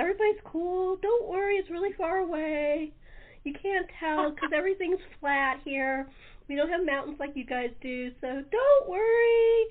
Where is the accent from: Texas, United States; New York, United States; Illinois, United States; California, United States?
California, United States; also born or lived in Midwest / East Coast; I'm a Californian